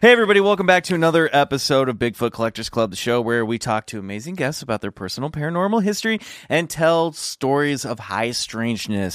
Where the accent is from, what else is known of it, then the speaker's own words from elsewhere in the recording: Kansas, United States; I grew up in Kansas